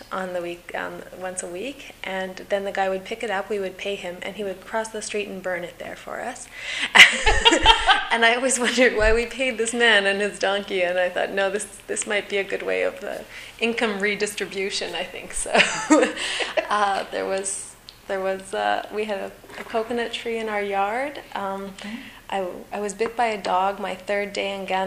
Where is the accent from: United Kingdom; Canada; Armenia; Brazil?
Canada; Saskatchewan; moved away as an adult; also born or lived in Newfoundland; I was originally from Saskatchewan